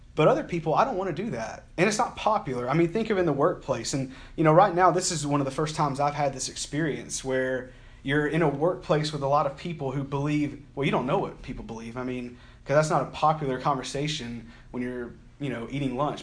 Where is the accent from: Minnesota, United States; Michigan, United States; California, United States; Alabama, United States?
Alabama, United States; I'm from Alabama